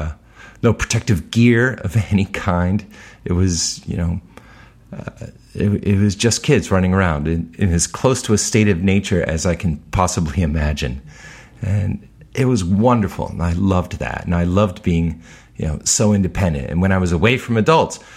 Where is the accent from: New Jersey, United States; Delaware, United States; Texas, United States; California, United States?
Delaware, United States; Newark; also born or lived in Chicago, Illinois / Elkton, Maryland; Moved to Newark, Delaware. And I stayed in the Newark, Delaware, Elkton, Maryland area up until graduating high school.